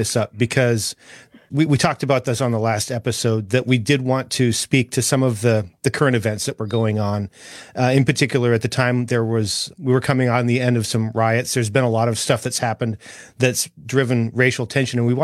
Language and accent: English; North Dakota, United States; moved away as an adult; now in Tennessee, United States; I grew up in North Dakota